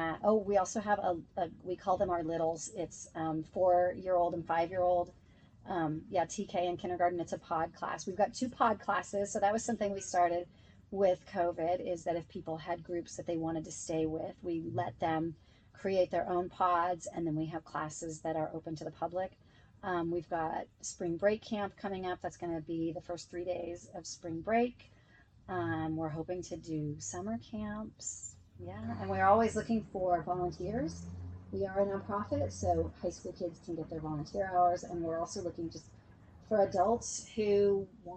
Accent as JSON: {"language": "English", "town": "Santa Maria", "region": "California", "country": "United States", "tie": "born or raised there", "said": "I grew up in Santa Maria. I went to high school up there."}